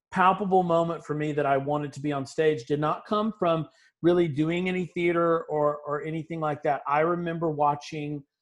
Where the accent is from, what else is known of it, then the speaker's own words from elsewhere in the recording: Augusta, Georgia, United States; born there; Um, I was born in Augusta, Georgia, um, which is uh, if you think about the area, there's kind of in that particular area you're looking. It's getting close to South Carolina by that point.